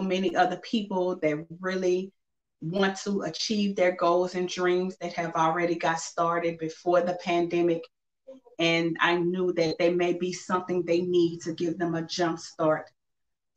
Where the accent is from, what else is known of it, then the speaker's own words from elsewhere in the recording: Simpsport, Louisiana, United States; now in Lafayette, United States; I'm originally from Simpsport, Louisiana, but I reside in Lafayette, Louisiana